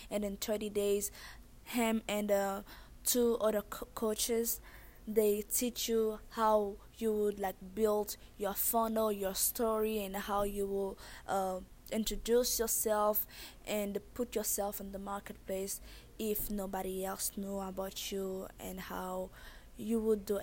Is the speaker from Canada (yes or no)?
no; Haiti; accent: thick accent; moved away; I was born and raised in Haiti